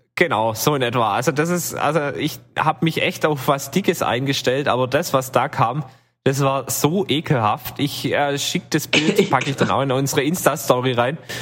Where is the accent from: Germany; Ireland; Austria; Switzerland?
Germany; western Germany; bei uns im Westen